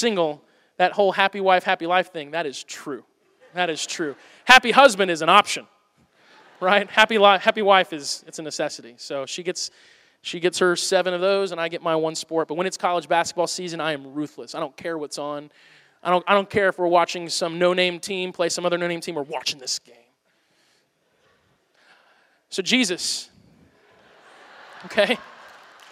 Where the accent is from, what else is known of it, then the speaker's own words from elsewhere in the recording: Missouri, United States; I'm from Missouri, so I paid really close attention to that, because it was kind of in my own backyard